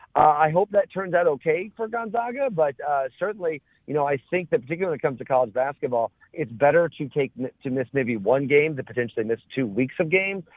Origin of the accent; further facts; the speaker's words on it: Mattoon, Illinois, United States; I grew up in Mattoon